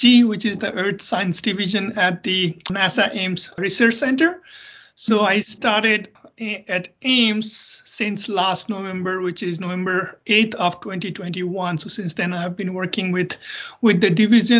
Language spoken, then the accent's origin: English; Nepal; moved away as an adult; also born or lived in South Dakota, United States / Boulder, Colorado, United States; now in United States; I'm originally from Nepal. So I did my undergraduate back in Nepal and worked there for a couple of years